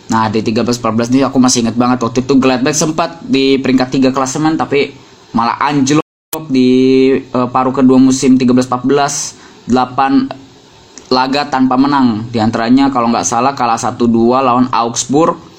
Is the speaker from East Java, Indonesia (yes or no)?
no; Bogor Regency, West Java, Indonesia; bahkan ada di daerahku Kabupaten Bogor